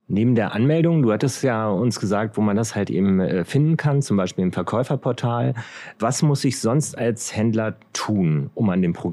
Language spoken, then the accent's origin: German; Potsdam, Brandenburg, Germany; born or raised there